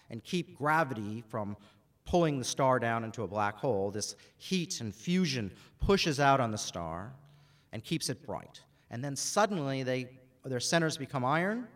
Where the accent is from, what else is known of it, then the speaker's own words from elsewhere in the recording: Alaska, United States; moved away as an adult; also born or lived in Boston; now in Australia; I grew up in Alaska.